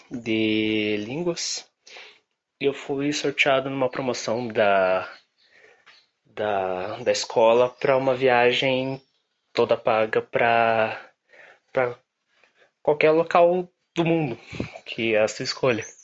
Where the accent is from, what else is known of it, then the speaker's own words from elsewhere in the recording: Curitiba, Paraná, Brazil; Tenho 23 anos, sou de Curitiba e sou publicitário.